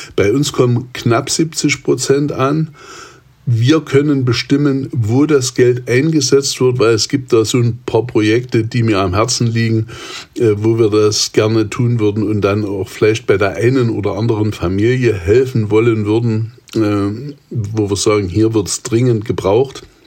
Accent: Saxony, Germany; komme ich ja ursprünglich aus Sachsen

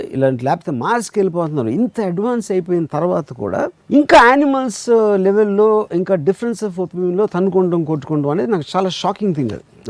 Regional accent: India; ఇండియాలో పుట్టాను నేను ఎందుకంటే మా ఫాదర్ ఇండియాలో ఉన్నారు కాబట్టి

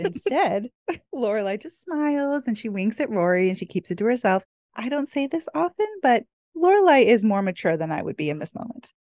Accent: California, United States; now in Hawaii, United States; at heart, I'm probably always gonna be a California girl

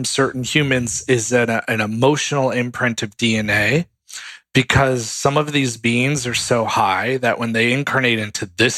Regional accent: Connecticut, United States; also born or lived in New York / Virginia; now in Los Angeles, United States; the areas that I lived growing up in Connecticut

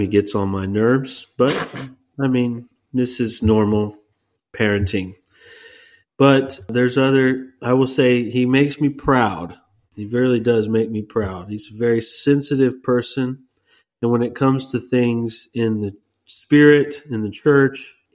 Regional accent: Texas, United States; moved away; we're from Texas.

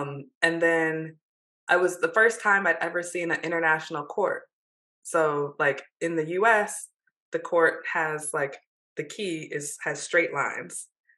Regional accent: Michigan, United States; growing up in Michigan, you would have thought that we would have been exposed to hockey more than we were.

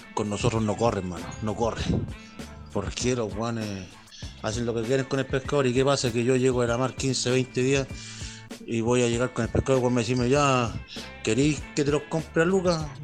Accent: Valparaíso, Chile; Nosotros somos, somos chilenos

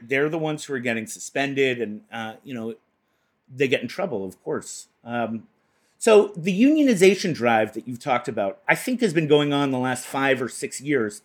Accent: Boston, Massachusetts, United States; where I come from, Boston

